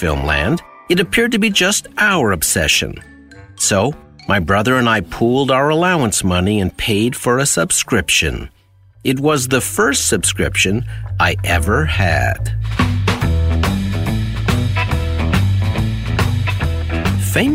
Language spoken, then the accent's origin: English; Sudbury, Ontario, Canada; When my brother and I were growing up in Sudbury, Ontario, there was a corner store near our house